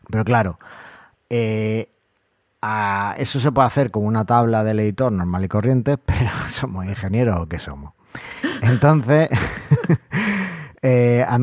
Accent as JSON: {"language": "Spanish", "country": "Argentina", "said": "vosotros que como soy argentino tenéis mucha labia"}